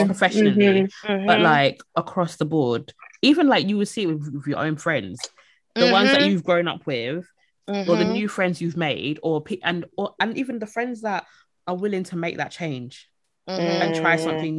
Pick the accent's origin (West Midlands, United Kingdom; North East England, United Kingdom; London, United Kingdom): London, United Kingdom; now in Essex, United Kingdom; I'm from East London. So I grew up in Stratford and now I live in Essex.